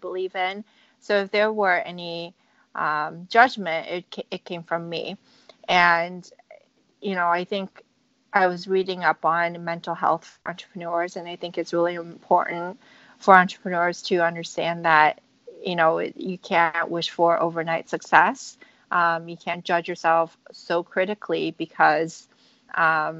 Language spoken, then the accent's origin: English; San Francisco, California, United States; So I grew up in California, in San Francisco